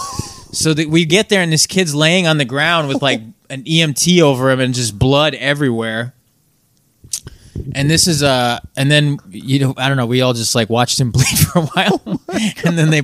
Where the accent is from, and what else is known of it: Chicago, Illinois, United States; born or raised there